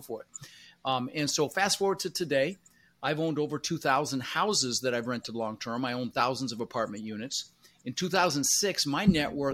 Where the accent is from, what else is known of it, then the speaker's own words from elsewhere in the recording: Denver, Colorado, United States; English is a second language; also born or lived in Netherlands; I was born in the Netherlands, you know, wooden shoes and windmills, and immigrated when I was 6 years old with my brother Albert, my mother's Vancha. Ended up in Denver, Colorado